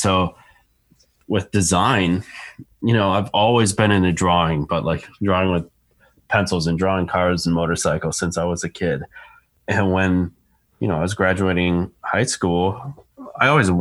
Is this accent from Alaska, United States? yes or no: no; Ohio, United States; also born or lived in Florida; I was born and raised in Ohio